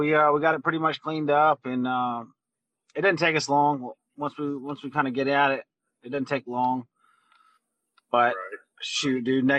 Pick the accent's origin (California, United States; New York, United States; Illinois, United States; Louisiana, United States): Louisiana, United States; I'm from Louisiana